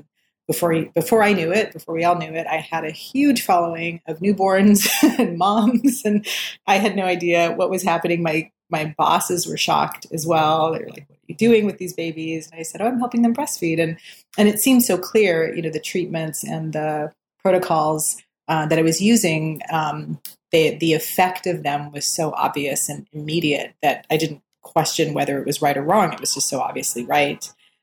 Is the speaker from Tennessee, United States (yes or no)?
no; Minot, North Dakota, United States; moved away as an adult; also born or lived in Minneapolis, Minnesota / Bronx, New York; I grew up in Minot, North Dakota, in this small town in North Dakota.